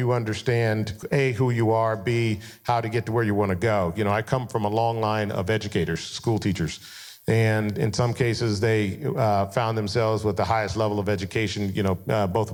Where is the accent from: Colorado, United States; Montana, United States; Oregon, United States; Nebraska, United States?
Colorado, United States; Denver; I grew up in Colorado